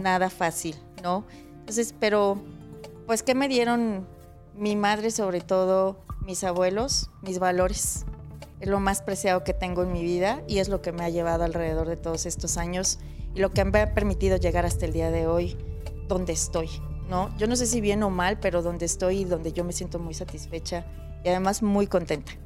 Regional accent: Mexico City, Mexico; also born or lived in Veracruz; Pues siempre digo que soy de la Ciudad de México porque realmente crecí aquí, al año y medio llegué, entonces pues aquí soy del DF

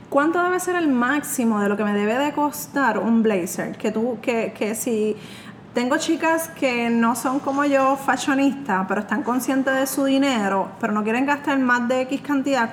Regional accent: Puerto Rico; soy de Puerto Rico

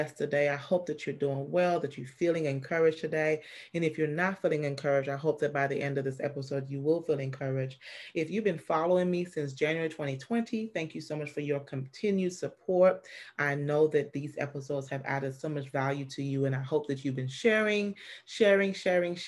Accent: St. Lucia; I'm from St. Lucia

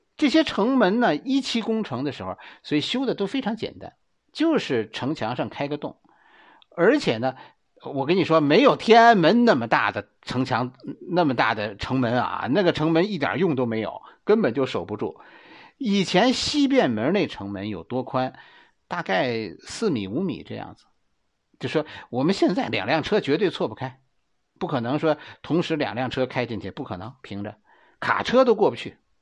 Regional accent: Beijing, China; 在我们北京人的心里

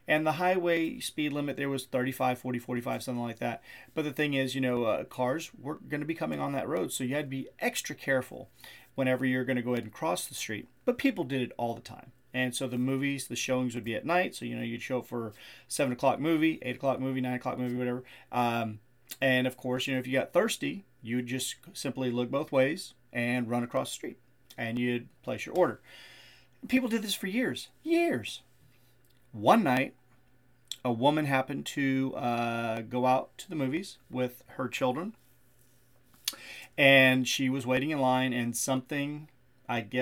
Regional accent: Rockport, Texas, United States; growing up in Rockport, being such a small town

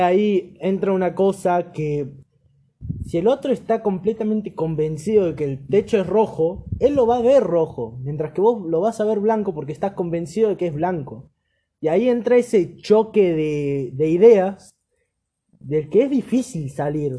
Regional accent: Argentina; Me siento poco argentino

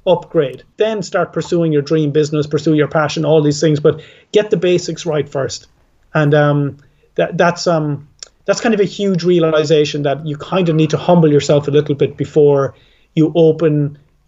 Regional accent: Ireland; I'm Irish

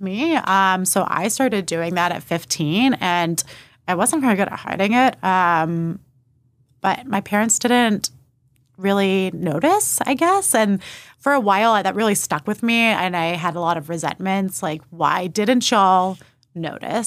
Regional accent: New Braunfels, Texas, United States; also born or lived in Austin, Texas; I moved from Austin to New Braunfels in second grade

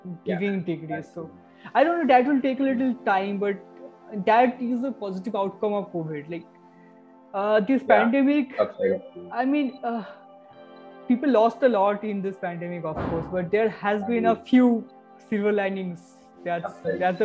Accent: Cooch Behar, West Bengal, India; moved away; I come from Kuchbihar. Okay, Kuchbihar is a place

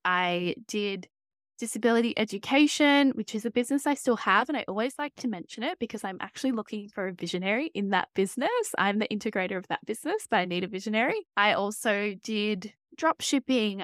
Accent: Australia; as you can probably tell from my voice, I am from Australia

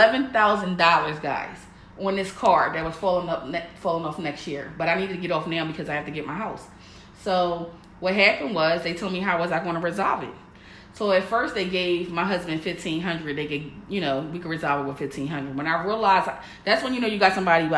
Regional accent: Philadelphia, Pennsylvania, United States; moved away as an adult; I was born and raised in Philly.

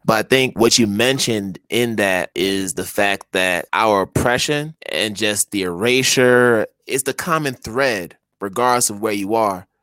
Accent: Connecticut, United States; moved away as an adult; also born or lived in Philadelphia / Boston; now in Africa; growing up in Connecticut mm-hmm. and then eventually going to Philadelphia and then Boston

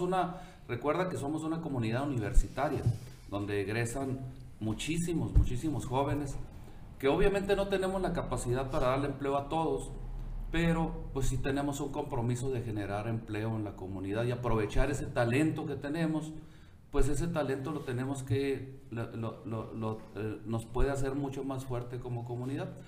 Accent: Ciudad Obregón, Sonora, Mexico; aquí crecí, aquí estudié

